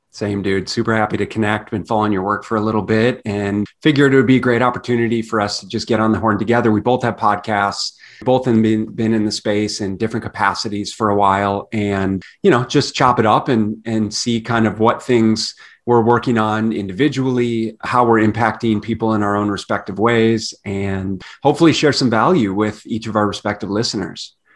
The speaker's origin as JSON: {"language": "English", "town": "Minneapolis", "region": "Minnesota", "country": "United States", "tie": "born or raised there", "also_born_or_lived": "southern Canada", "moved": "yes", "lives_now": "Phoenix, United States", "said": "I grew up in Minneapolis, Minnesota"}